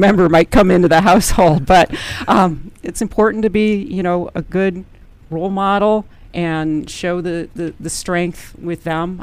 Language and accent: English; Madison, Wisconsin, United States; I'm originally from Madison, Wisconsin